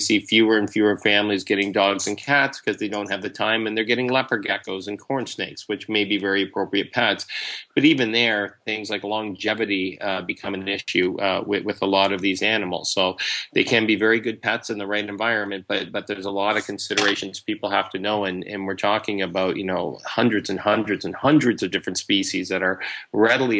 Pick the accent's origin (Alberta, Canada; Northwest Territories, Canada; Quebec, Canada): Northwest Territories, Canada; I grew up in the Northwest Territories